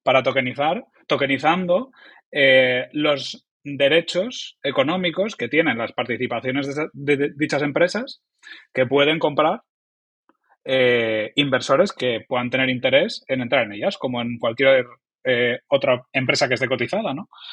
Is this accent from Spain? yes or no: yes; Oviedo, Asturias, Spain; soy un humilde trabajador del mundo digital eh, de, que viene de Asturias, de Oviedo